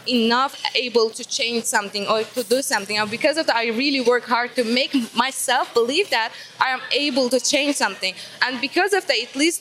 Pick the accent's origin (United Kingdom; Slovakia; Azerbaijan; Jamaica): Azerbaijan; I'm from Azerbaijan and here Unleashed to represent my country